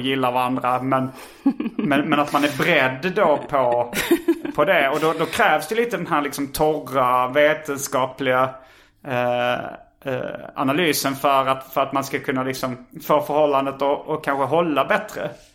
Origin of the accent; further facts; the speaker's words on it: Hjärup, Skåne, Sweden; det fanns inga skivbutiker i Hjärup där jag växte upp